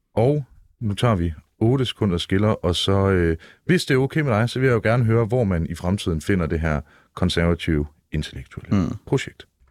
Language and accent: Danish; Jutland, Denmark; jeg er selv jyde, ikke så meget jyde